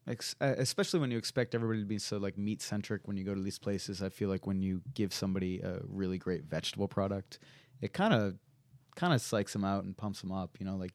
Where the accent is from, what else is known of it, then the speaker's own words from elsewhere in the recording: Stoneham, Massachusetts, United States; Yeah, I grew up in Stoneham, Mass, which is just about 10 miles north of Boston.